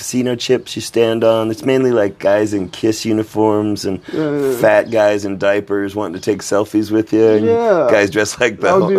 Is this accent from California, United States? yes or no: no; Las Vegas, Nevada, United States; moved away; I was born and raised in Las Vegas, and I haven't lived there in a long time